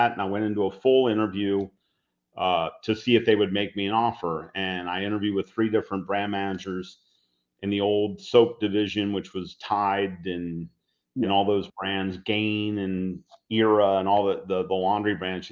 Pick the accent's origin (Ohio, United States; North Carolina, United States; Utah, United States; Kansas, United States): Ohio, United States; Cincinnati; We were hired by the local big company in my hometown is Procter & Gamble